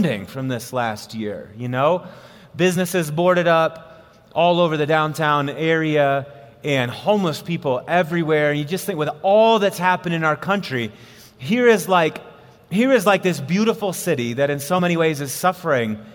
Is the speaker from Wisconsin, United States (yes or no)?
yes; Wisconsin, United States; now in Colorado, United States; I was born and raised in Wisconsin. I've lived in Colorado now for 12 years